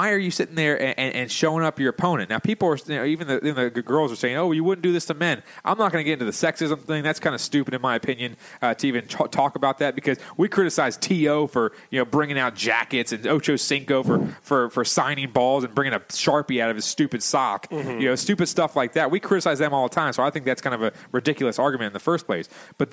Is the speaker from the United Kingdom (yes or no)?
no; Canada; as a Canadian, we would never, ever think of doing something like that. Yeah, go play some hockey, okay?